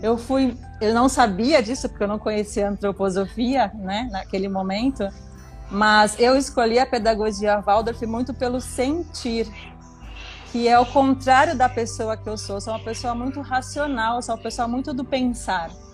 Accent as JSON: {"language": "Portuguese", "town": "Santos", "region": "São Paulo", "country": "Brazil", "tie": "born or raised there", "said": "eu nasci e cresci numa comunidade em Santos, um conjunto habitacional que se chama BNH né? Aqui no canal 5"}